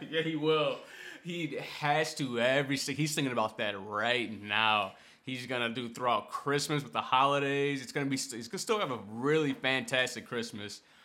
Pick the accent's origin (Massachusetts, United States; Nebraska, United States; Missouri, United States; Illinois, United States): Illinois, United States; Chicago; We're from Chicago